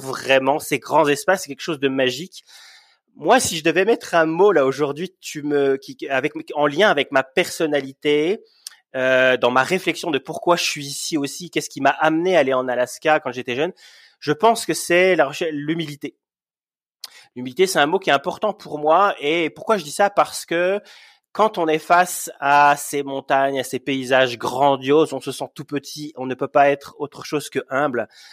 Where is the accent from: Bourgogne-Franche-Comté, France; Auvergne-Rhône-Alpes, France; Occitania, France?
Bourgogne-Franche-Comté, France; moved away as an adult; also born or lived in Montreal, Canada; now in Yukon, Canada; à la base, je suis de Franche-Comté